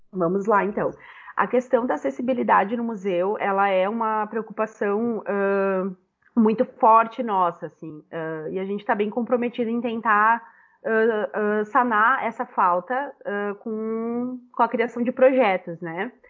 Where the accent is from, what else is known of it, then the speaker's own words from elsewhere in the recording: Caxias do Sul, Rio Grande do Sul, Brazil; moved away as an adult; also born or lived in Porto Alegre; eu sou eu venho de Caxias do Sul, né? Então, quando eu passo no vestibular em 2010